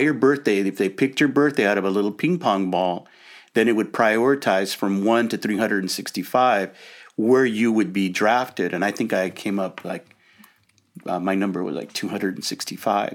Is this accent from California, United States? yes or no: yes; Los Angeles, California, United States; I grew up in Lincoln Heights. Well, we lived in a number of different places in Los Angeles